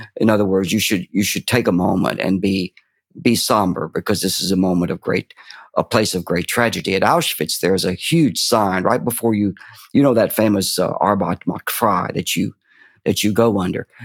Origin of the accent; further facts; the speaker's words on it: Fort Payne, Alabama, United States; I was brought up in the Appalachian foothills of Fort Payne, Alabama